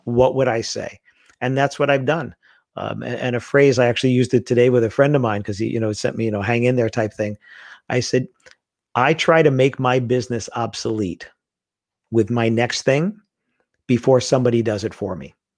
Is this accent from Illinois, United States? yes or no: no; New York City, New York, United States; I grew up in Queens, in New York